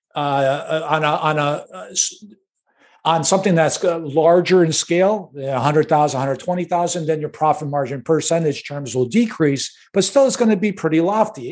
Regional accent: Chicago, Illinois, United States; Born and raised in Chicago, uh, on the north side of Chicago

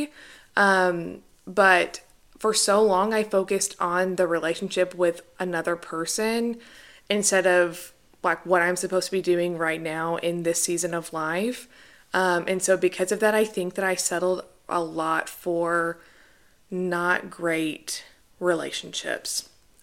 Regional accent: Conway, Arkansas, United States; born and raised in Arkansas

